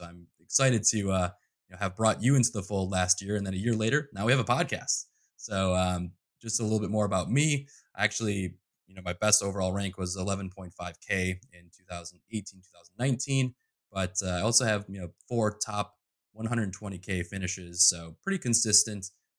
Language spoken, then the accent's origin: English; Midwest, United States; I mean, I'm from the Midwest, so we have multiple meals very often in one sitting.